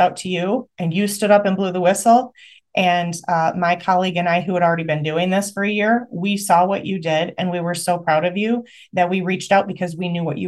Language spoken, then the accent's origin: English; Michigan, United States; I'm from Michigan